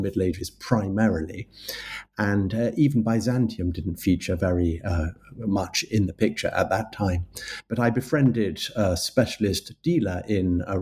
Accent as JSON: {"language": "English", "region": "London", "country": "United Kingdom", "tie": "born or raised there", "said": "I'm a Londoner. I was born in London and I've lived in London for most of my life with a little foray into the countryside in my teenage years."}